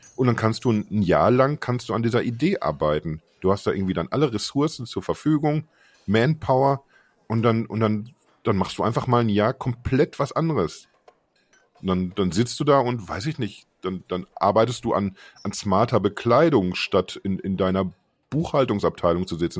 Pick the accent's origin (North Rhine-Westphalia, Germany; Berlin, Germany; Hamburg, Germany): North Rhine-Westphalia, Germany; Unna; moved away; ich komme ursprünglich aus, aus Unna, das ist eine Stadt mit, mit 60.000 Menschen